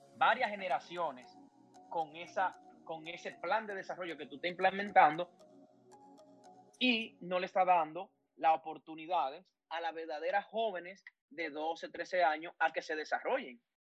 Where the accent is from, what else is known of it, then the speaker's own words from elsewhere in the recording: Moca, Espaillat, Dominican Republic; mi amado Moca, querido, mi pueblo, mi ciudad natal